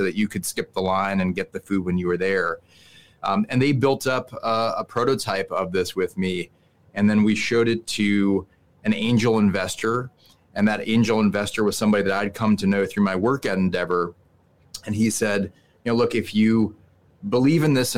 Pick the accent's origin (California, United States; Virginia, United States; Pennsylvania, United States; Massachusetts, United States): Massachusetts, United States; Newton; moved away as an adult; now in New York City, United States; a pizza delivery driver in my hometown of Newton, Massachusetts